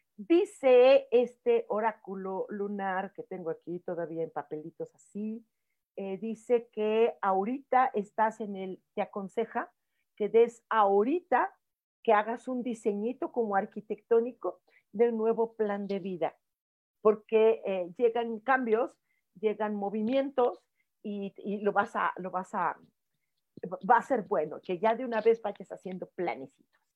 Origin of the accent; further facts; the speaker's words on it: Mexico; los mexicanos somos pelados, somos groseros